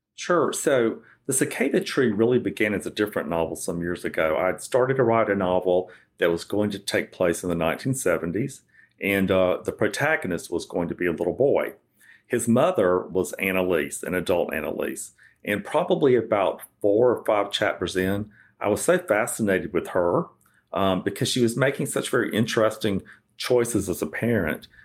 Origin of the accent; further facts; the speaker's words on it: South Georgia, United States; growing up in South Georgia